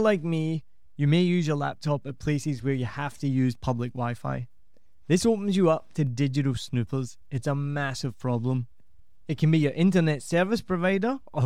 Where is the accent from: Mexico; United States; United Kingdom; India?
United Kingdom; Scotland; now in Vietnam; I'm Scottish